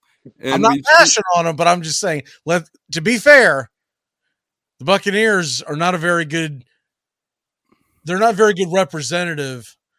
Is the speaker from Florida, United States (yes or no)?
yes; Jacksonville, Florida, United States; I was born in Jacksonville.